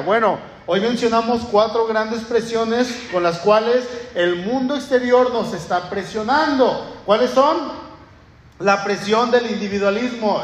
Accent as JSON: {"language": "Spanish", "country": "Mexico", "said": "somos mexicanos, él y yo somos ciudadanos mexicanos"}